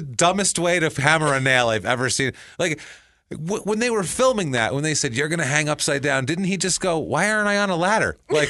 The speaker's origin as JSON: {"language": "English", "town": "Mankato", "region": "Minnesota", "country": "United States", "tie": "born or raised there", "said": "I grew up my entire life in Mankato, Minnesota, and I know these things."}